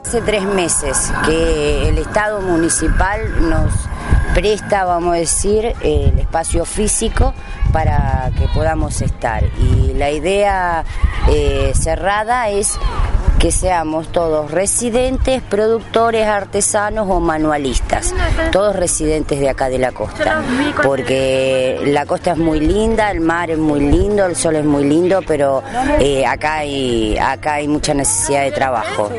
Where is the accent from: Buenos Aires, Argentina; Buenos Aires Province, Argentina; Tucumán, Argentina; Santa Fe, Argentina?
Santa Fe, Argentina; Rosario; moved away as an adult; also born or lived in Santa Teresita; now in Mar del Tuyú, Argentina; soy rosarina y yo hace 18 años que vivo acá